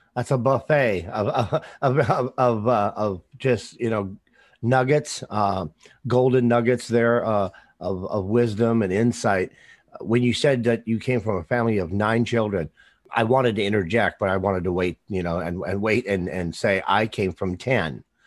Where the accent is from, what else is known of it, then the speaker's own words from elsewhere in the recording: Wisconsin, United States; also born or lived in North Dakota; I was born in North Dakota. I, I grew up in, in Wisconsin